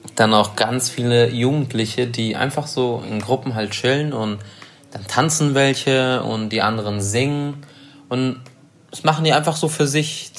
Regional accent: Germany; als Deutscher

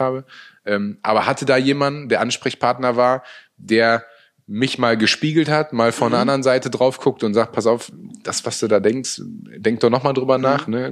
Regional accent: Münster, North Rhine-Westphalia, Germany; also born or lived in Hanover; ich bin ja total glücklich in, in meiner Heimatstadt nach wie vor zu leben. Ähm, bin nie wirklich weg gewesen. Also mhm. selbst zu meiner Hannover-Zeit, die vier Jahre, ähm, habe ich eine Wohnung in Münster immer gehabt, mhm. ähm, weil das für mich einfach Heimat ist.

